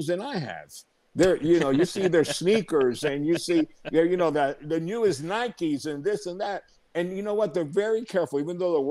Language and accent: English; Tampa, Florida, United States; my hometown where I was born, in Tampa, Florida